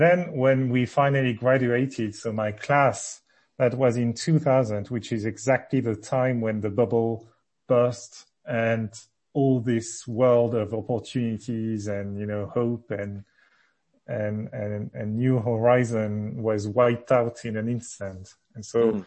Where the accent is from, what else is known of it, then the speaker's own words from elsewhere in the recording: Le Havre, Normandy, France; moved away; also born or lived in various other places in France; I was born in Normandy in a city called Le Havre, which is near the sea. Grew up there, then moved with my family to various other places in France